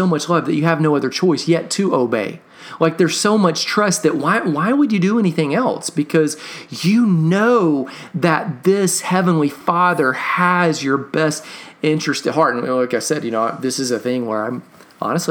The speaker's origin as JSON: {"language": "English", "town": "Katy", "region": "Texas", "country": "United States", "tie": "born or raised there", "said": "growing up in Texas or being a little kid in Texas, I went to several rodeos"}